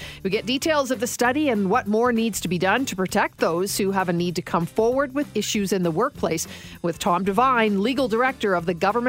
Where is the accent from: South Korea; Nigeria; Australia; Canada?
Canada; is it that we are Canadian